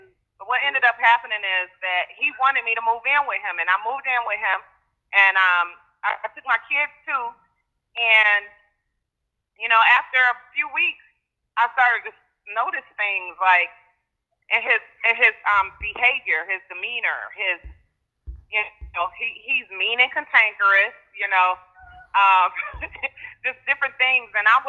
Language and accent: English; Detroit, Michigan, United States; I'm from Detroit.